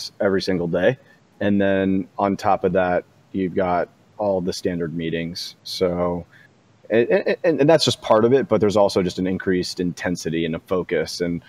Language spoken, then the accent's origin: English; Leesburg, Virginia, United States; moved away as an adult; also born or lived in Arlington, Virginia / Washington, D.C.; I grew up in Leesburg, Virginia